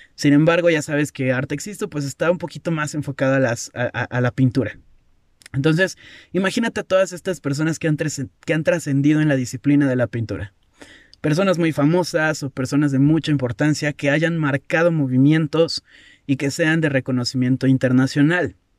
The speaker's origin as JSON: {"language": "Spanish", "country": "Mexico", "said": "yo soy, yo soy mexicano"}